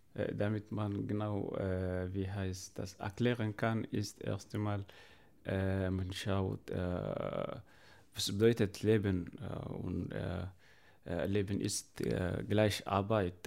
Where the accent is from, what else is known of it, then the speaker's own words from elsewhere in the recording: Chad; now in Germany; ich komme aus äh, Afrika oder genau gesagt aus dem Tschad